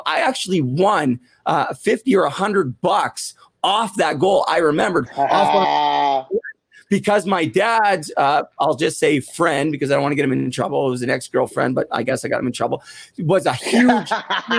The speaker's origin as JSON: {"language": "English", "town": "Vancouver", "region": "British Columbia", "country": "Canada", "tie": "born or raised there", "moved": "yes", "said": "I grew up in Vancouver"}